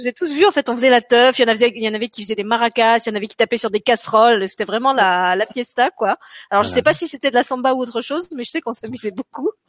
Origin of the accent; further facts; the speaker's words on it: the East, eastern France, France; accent: eastern (de l'Est); avec mon ascend de l'Est